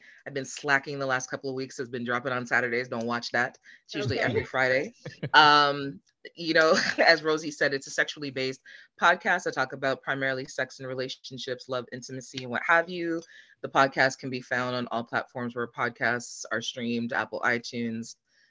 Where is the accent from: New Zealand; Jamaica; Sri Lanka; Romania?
Jamaica; moved away; I'm originally from Jamaica